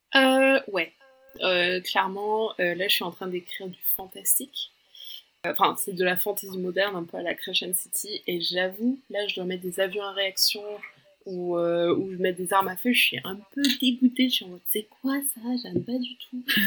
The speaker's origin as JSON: {"language": "French", "country": "France", "tie": "born or raised there", "said": "je suis brésilienne britannique. Mes parents, euh, c'est leurs origines, et j'ai grandi en France"}